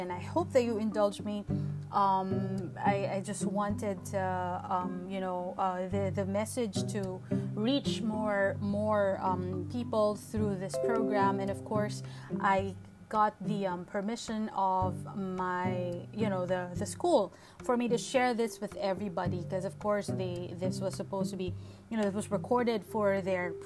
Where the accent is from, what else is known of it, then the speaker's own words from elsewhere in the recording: Santa Cruz, Calabarzon, Philippines; That's where I took my elementary and high school in Santa Cruz, Laguna